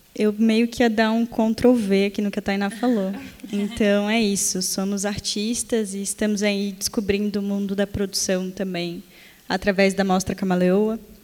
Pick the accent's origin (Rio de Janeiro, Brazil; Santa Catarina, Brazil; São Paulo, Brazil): Santa Catarina, Brazil; Florianópolis, Balneário Camboriú; somos de Florianópolis, Balneário Camboriú